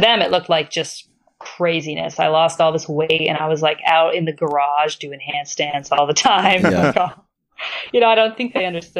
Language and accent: English; Ireland; I'm Irish. Both my parents are Irish.